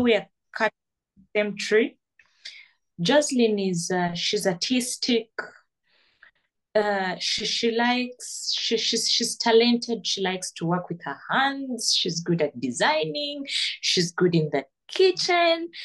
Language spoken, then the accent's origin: English; Kampala, Central Region, Uganda; I was born down here in Kampala.